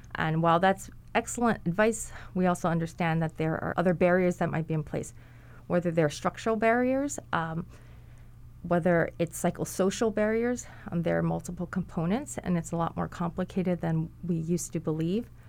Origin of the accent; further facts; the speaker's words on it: Hawaii, United States; also born or lived in mainland United States; I grew up in Hawaii. I, I also lived in the mainland for a period of time, but I grew up in Hawaii